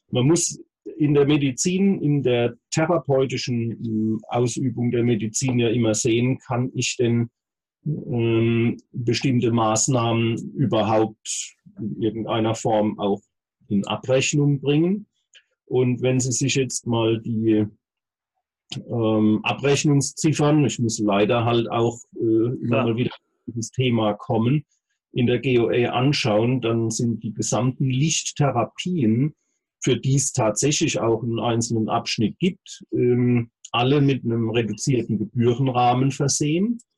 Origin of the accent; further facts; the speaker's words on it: Heidelberg, Baden-Württemberg, Germany; Ähm, allerdings bin ich eben gebürtiger Heidelberger und ähm, bin hier seit Anfang an ansässig und genieße es sehr.